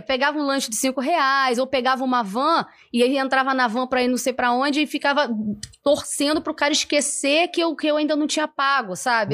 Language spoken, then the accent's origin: Portuguese; São Gonçalo, Rio de Janeiro, Brazil; eu sou de São Gonçalo, né? E eu moro lá em Alcântara, do lado, colado no McDonald's que tem lá